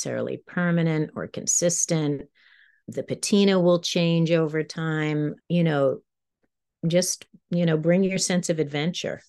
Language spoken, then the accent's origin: English; New York, United States; moved away as an adult; now in Maine, United States; I'm a New Yorker, so I'm a city girl, and now I'm, you know, it's kind of like, now I'm in the country